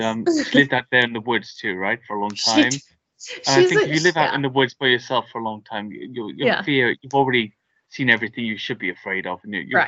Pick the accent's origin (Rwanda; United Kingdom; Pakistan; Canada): United Kingdom; because I'm British and I don't have a gun here.